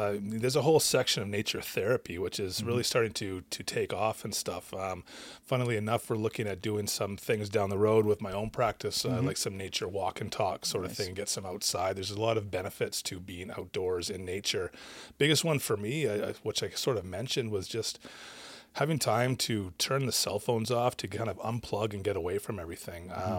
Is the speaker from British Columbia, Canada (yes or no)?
yes; Lavington, British Columbia, Canada; I grew up out in Lavington, which is kind of halfway between Vernon and Lumbee.